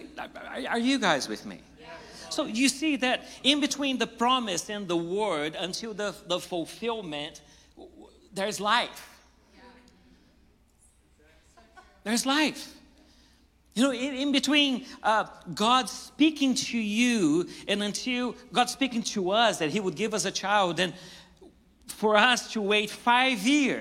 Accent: Brazil; now in United States; I came from Brazil.

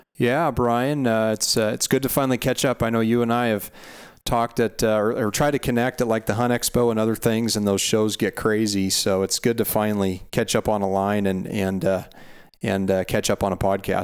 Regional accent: Montana, United States; moved away as an adult; now in Central Coast of California, United States; I was born and raised in Montana

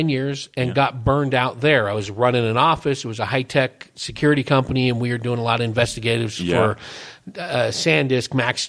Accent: Hayward, California, United States; also born or lived in Paulden, Arizona; now in Prescott, United States; When I was growing up there, Hayward, California. It's between Oakland and San Jose.

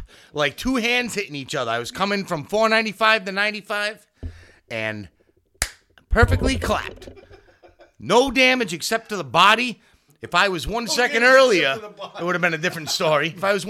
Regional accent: Rhode Island, United States; I have road rage, and I'm from Rhode Island, so I don't know.

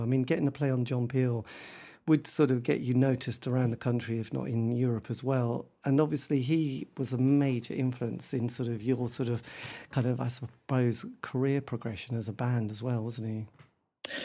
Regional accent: Norwich, East of England, United Kingdom; I'm from Norwich. We didn't really have a huge music scene in Norwich

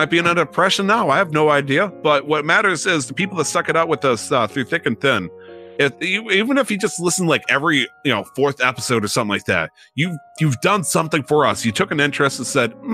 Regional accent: United States; I'm American

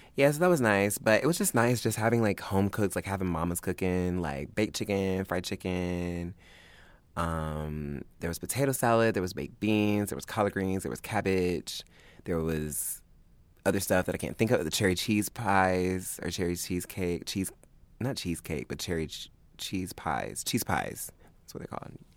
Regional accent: Augusta, United States; moved away; Augusta, which is what I consider my hometown. It's not where I was born, but that's where I grew up.

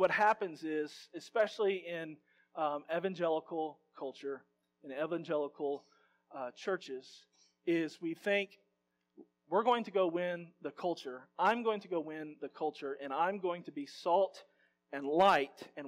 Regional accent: Louisiana, United States; I'm from Louisiana

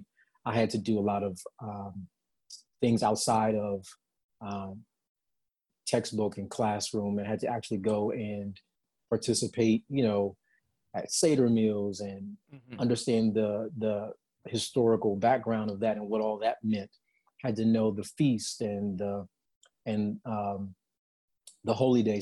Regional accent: Chicago, Illinois, United States; moved away as an adult; also born or lived in California / Dallas; Born and raised on the south side of Chicago, specifically Inglewood

